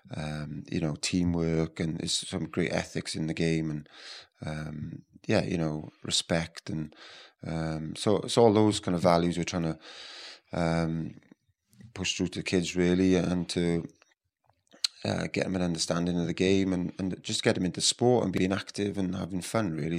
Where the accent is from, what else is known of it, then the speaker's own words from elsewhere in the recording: West Wales, United Kingdom; moved away as an adult; now in Dubai, United Arab Emirates; I grew up in West Wales. I grew up on a dairy farm